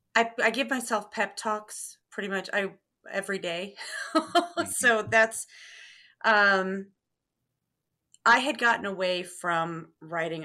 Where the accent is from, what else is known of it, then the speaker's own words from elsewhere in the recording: Terre Haute, Indiana, United States; also born or lived in Carmel, Indiana; I grew up in Terre Haute, Indiana